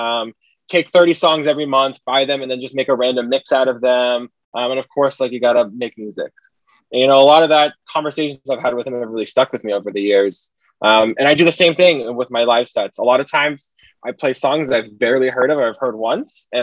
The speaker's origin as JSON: {"language": "English", "town": "Dana Point", "region": "California", "country": "United States", "tie": "born or raised there", "moved": "as an adult", "lives_now": "Seattle, United States", "said": "I'm originally from Orange County in Southern California, so specifically Dana Point"}